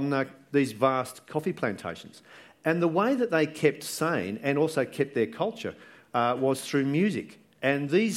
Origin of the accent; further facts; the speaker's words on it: Sydney, New South Wales, Australia; growing up in Balgala and in Sydney